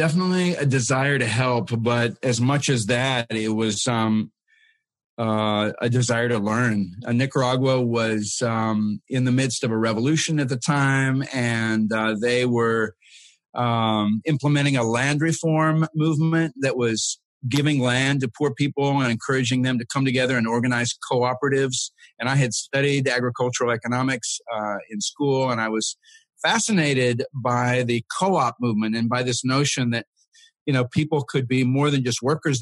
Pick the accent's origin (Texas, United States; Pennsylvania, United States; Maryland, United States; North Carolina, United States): Texas, United States; I grew up in Texas mostly